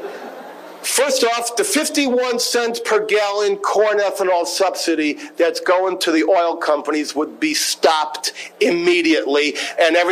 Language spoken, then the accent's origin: English; Rockville, Maryland, United States; I'm from Rockville, Maryland, where they do all the genetic engineering